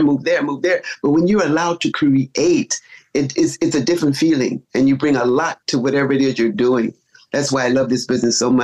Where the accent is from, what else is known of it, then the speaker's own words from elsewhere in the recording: Chicago, Illinois, United States; now in California, United States; born and raised in Chicago